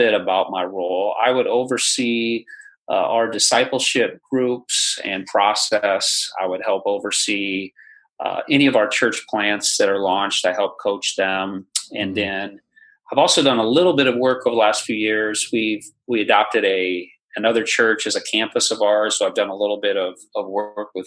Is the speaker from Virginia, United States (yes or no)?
no; Iowa, United States; now in Indianapolis, United States; I am a Iowa native